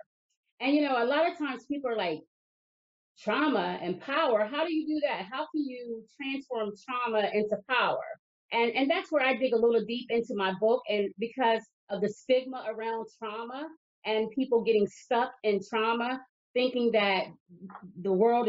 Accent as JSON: {"language": "English", "region": "Lower Delaware", "country": "United States", "tie": "born or raised there", "also_born_or_lived": "New Castle County, Delaware", "said": "I was born and raised down in Lower Delaware"}